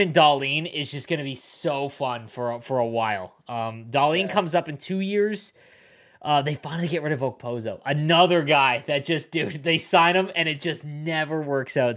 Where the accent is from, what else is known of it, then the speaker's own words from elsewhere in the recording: Southern Ontario, Canada; also born or lived in Buffalo; I grew up in Southern Ontario